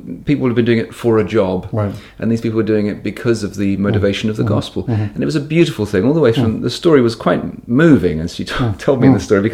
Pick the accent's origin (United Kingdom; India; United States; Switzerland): United Kingdom; a British person